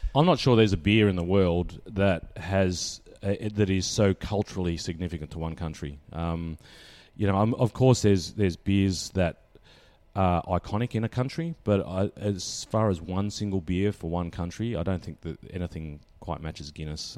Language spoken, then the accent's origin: English; Bendigo, Victoria, Australia; I grew up in Bendigo